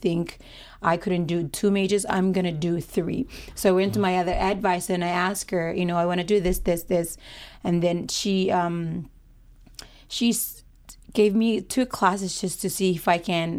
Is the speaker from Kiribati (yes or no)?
yes; Kiribati; moved away as an adult; now in Hawaii, United States; I'm from Kitivas. It's not a Polynesian island. It's part of Micronesians, but we prefer to be Kitivas because we're Kitivas people.